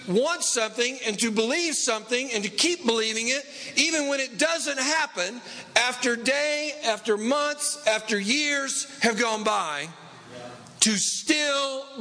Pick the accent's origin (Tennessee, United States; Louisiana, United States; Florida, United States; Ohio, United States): Tennessee, United States; East; now in Los Angeles, United States; I grew up in East Tennessee